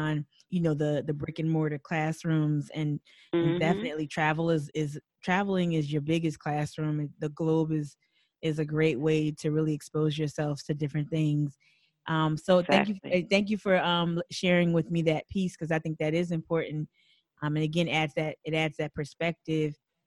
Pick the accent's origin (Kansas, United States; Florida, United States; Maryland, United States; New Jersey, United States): New Jersey, United States; now in Charleston, United States; I was born and raised in New Jersey